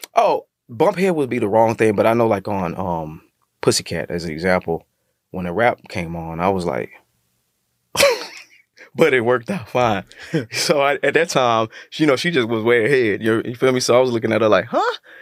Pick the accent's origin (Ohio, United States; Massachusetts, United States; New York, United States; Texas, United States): Texas, United States; I'm from Texas